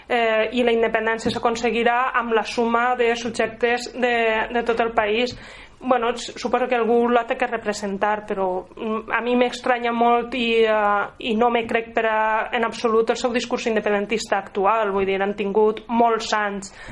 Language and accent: Catalan; Catalonia, Spain; Perquè soc catalana eh, i no puc viure sotmesa eternament a un estat que me resulta estrany completament